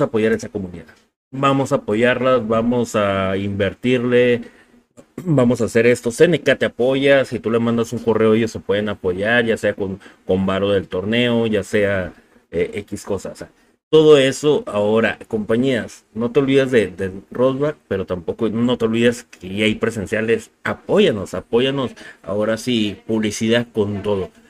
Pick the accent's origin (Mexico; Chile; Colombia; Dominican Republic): Mexico; como mexicanos nosotros